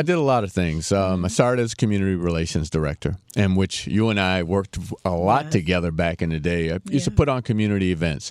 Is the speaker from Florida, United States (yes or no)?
yes; Miami, Florida, United States; also born or lived in Fort Pierce, Florida / Bahamas; Came back to mm. Miami and went to Orchard Villa